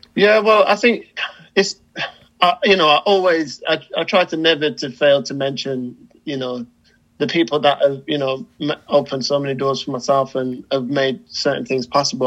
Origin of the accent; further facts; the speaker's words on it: United Kingdom; as a British person